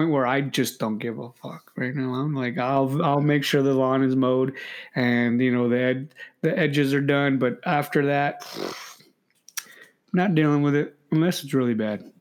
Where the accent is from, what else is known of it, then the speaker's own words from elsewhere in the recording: California, United States; I'm a Californian